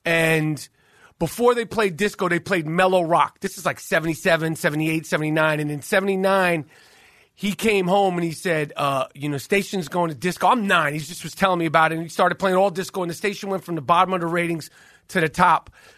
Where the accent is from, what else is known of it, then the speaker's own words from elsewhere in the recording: New York City, New York, United States; I grew up in Manhattan, born and raised in Manhattan my whole life. You know, grew up in the city playing ball.